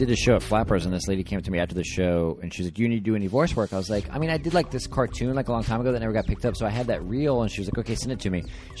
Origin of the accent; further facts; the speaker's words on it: Dallas, Texas, United States; I grew up in Dallas.